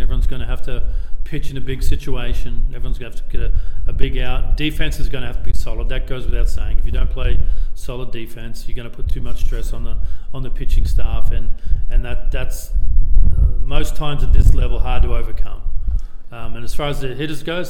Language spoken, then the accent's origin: English; Brisbane, Queensland, Australia; I'm from Brisbane